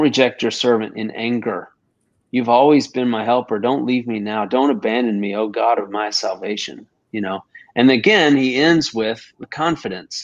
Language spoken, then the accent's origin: English; Texas, United States; now in Augusta, United States; my Texas roots, you know, because I'm a Texan